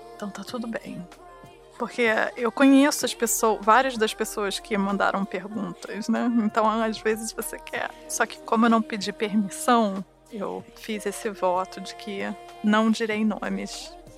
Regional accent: Rio de Janeiro, Brazil; eu sou do Rio de Janeiro e eu cresci na frente da praia

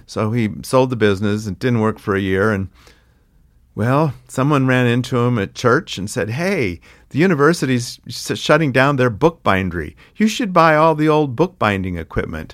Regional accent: Missoula, Montana, United States; I grew up in Missoula, Montana

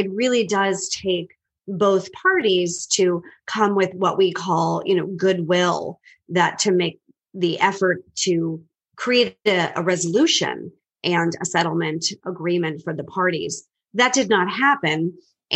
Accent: Boston, Massachusetts, United States; I'm originally from the Boston area, and people always say, no, you're not. You don't sound like it, but I am born and raised

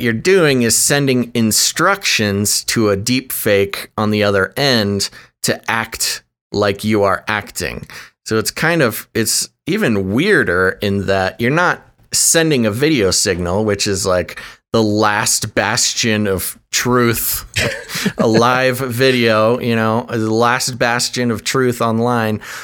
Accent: United States; accent: American; my accent, my American accent

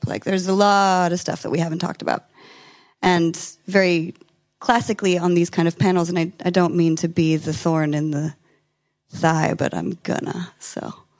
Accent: California, United States; I'm from California

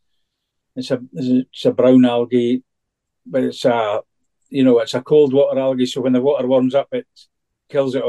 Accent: Fort William, Scotland, United Kingdom; now in Orkney, United Kingdom; from Lochaber. It's... Fort William, the West Coast. I grew up fishing all the big lochs

